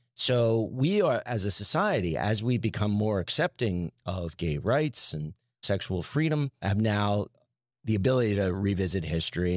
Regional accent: New Jersey, United States; I grew up in New Jersey

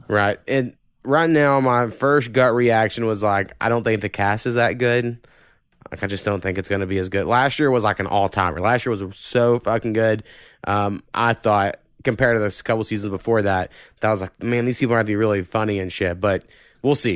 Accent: Oklahoma, United States; this is my hometown

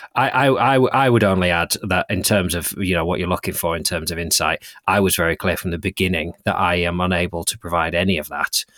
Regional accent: Lancaster, North West England, United Kingdom; the people of my hometown

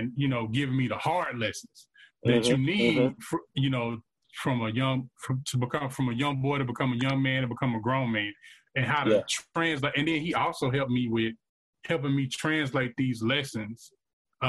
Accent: Vicksburg, Mississippi, United States; I grew up in Vicksburg, Mississippi, product of the Vicksburg One School District public education system

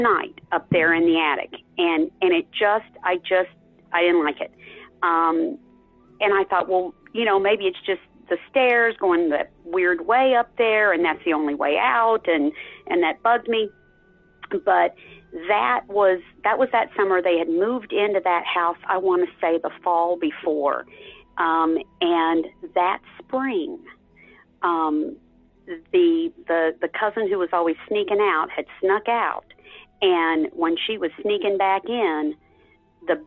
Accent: Texas, United States; I was raised in Texas.

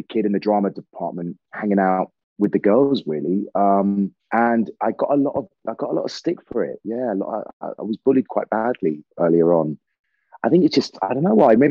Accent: Dorset, South West England, United Kingdom; also born or lived in Salisbury / Sidmouth, Devon / Liverpool; I was born in Salisbury. I lived in Dorset with my grandparents and my mother till I was 13. And then we moved to Devon.

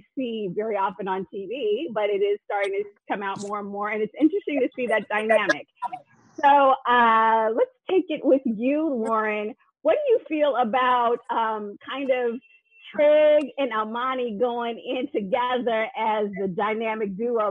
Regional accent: Chicago, Illinois, United States; I'm from Chicago

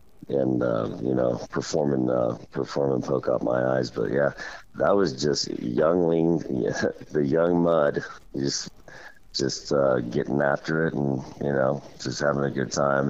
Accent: Kansas City, Missouri, United States; I'm from Kansas, Missouri, you know, Kansas City

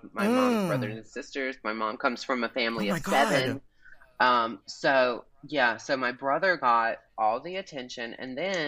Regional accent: Albany, Georgia, United States; I grew up in Albany, Georgia, the birthplace of Ray Charles and, I believe, Paula Deen

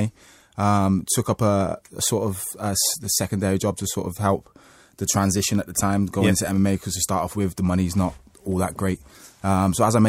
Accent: Liverpool, North West England, United Kingdom; also born or lived in Florida; I'm based in Liverpool. Liverpool's my hometown

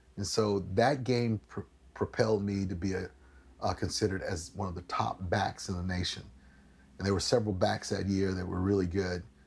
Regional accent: Waco, Texas, United States; I grew up here in Waco, Texas

